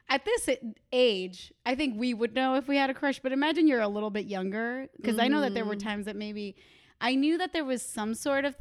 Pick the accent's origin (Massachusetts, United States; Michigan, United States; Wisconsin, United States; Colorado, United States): Massachusetts, United States; Boston; I'm from Boston